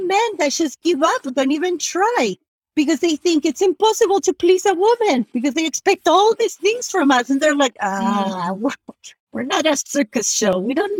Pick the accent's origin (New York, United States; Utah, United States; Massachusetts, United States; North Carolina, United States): Utah, United States; also born or lived in Argentina; We landed in LA. And then we drove to Utah, but like I grew up in Utah, pretty much.